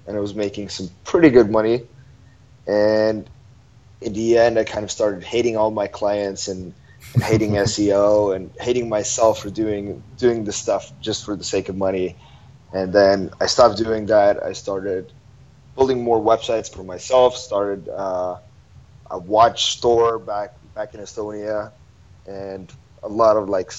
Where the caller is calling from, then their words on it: Ho Chi Minh City, Vietnam; I'm calling from Saigon, Vietnam, Ho Chi Minh City.